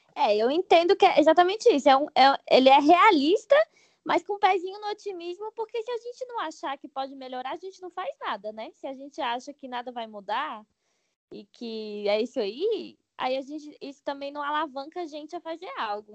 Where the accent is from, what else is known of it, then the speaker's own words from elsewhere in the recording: Brasília, Federal District, Brazil; eu sou de Brasília